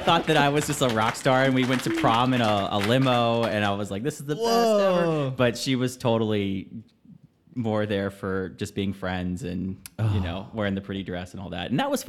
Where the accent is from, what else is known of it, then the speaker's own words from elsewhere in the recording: Evansville, Indiana, United States; I am originally from Evansville, Indiana. It's the third largest city in the state of Indiana behind Indianapolis and Fort Wayne. Very Midwestern American, very suburban.